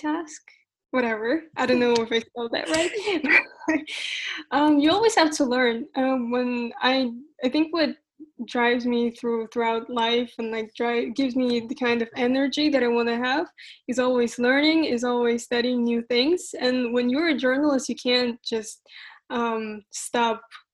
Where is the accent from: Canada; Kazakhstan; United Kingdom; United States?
Kazakhstan; Astana; I'm from Astana, Kazakhstan.